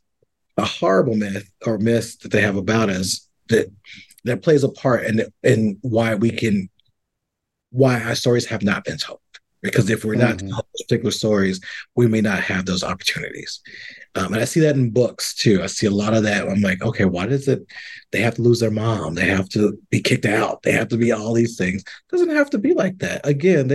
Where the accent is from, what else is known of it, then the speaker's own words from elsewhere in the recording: the South, United States; I grew up in the South.